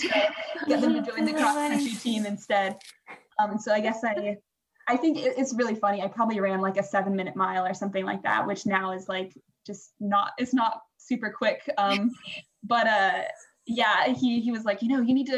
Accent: Washington, United States; moved away as an adult; also born or lived in Boston; now in Vancouver, Canada; I'm from the States. I went to high school in Washington

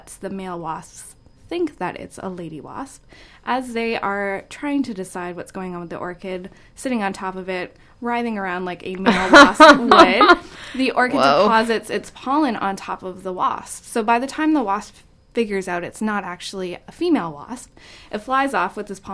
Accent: Edmonton, Alberta, Canada; moved away as an adult; now in Vancouver, Canada; I am from Edmonton as well.

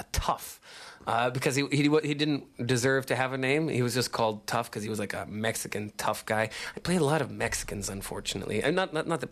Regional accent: Regina, Saskatchewan, Canada; also born or lived in Edmonton, Canada; now in Vancouver, Canada; was born in Regina. I went to school in Edmonton

